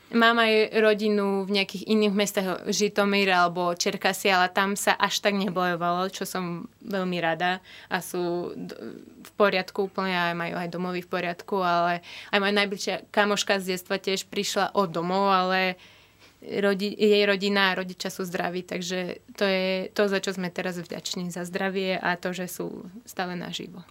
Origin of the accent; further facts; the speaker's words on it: Kyiv Oblast, Ukraine; Slovak is a second language; moved away as an adult; now in Slovakia; ja som z Kieva, ale nie úplne, že priamo a ja bývam, že jeden kilometr od Kieva je to také malé mestečko